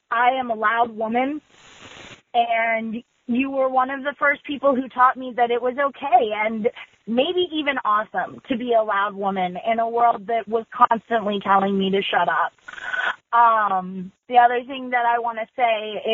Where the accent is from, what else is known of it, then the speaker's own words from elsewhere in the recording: Vermont, United States; I'm from Vermont